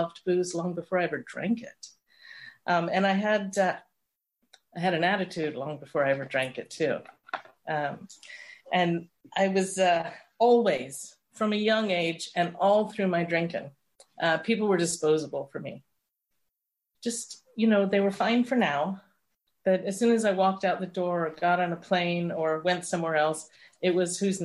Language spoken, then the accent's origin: English; London, United Kingdom; I was born in London.